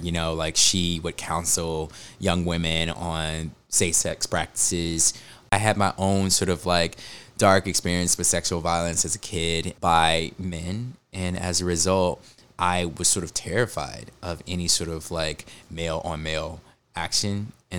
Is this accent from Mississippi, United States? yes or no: yes; Mississippi, United States; I grew up in Mississippi. I was a nerdy, arts-driven kid. I grew up an evangelical.